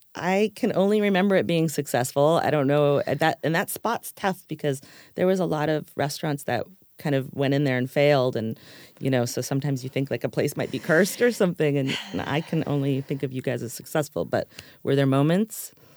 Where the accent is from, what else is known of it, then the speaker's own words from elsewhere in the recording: Los Angeles, California, United States; I was from Los Angeles